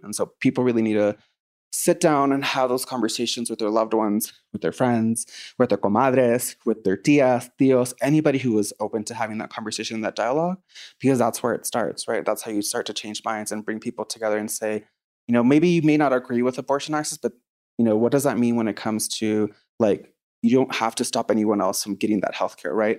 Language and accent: English; Texas, United States; I'm from Texas specifically